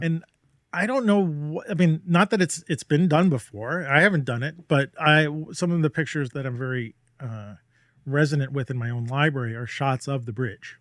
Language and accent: English; New York City, New York, United States; I'm a New Yorker